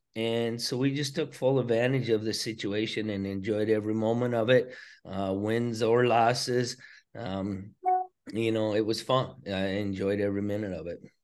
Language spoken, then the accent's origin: English; Choteau, Montana, United States; growing up in Shoto, Montana